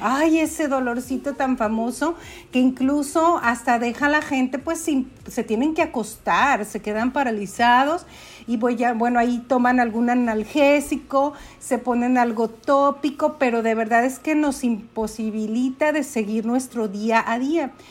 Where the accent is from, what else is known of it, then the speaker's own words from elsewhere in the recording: Aguascalientes, Mexico; also born or lived in Dallas area, Texas, United States; now in Dallas, United States; Vivo en Estados Unidos, muy cerca de Dallas, pero soy originaria de Aguascalientes.